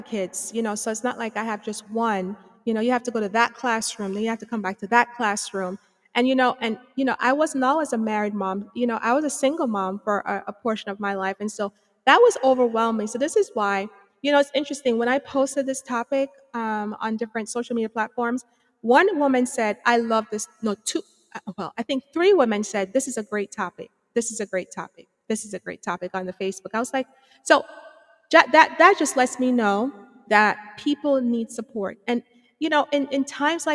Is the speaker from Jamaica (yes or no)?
yes; Jamaica; moved away; I'm from Antigua Bay, Jamaica. I mean, I have some education, you know, across the waters there and some here